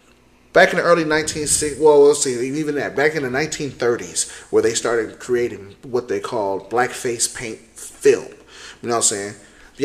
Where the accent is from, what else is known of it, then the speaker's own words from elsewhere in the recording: Holland, United States; Dude, I'm from Holland.